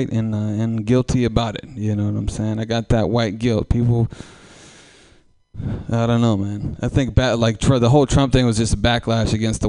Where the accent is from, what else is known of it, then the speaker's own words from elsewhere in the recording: Oakland, California, United States; I come from East Oakland. I come from a rough bunch of folks